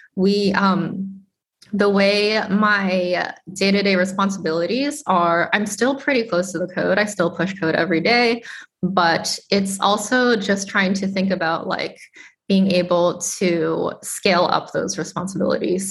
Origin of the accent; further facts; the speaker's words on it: Boston, Massachusetts, United States; i am a chinese american immigrant I grew up in Boston, Massachusetts